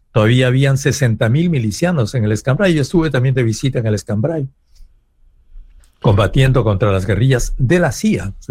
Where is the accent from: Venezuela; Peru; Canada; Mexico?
Peru